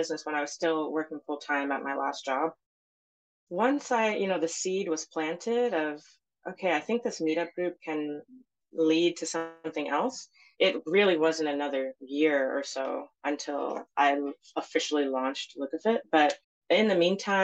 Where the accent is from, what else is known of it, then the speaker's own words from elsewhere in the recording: New York, United States; I was born and raised in New York, so I don't speak Zulu anymore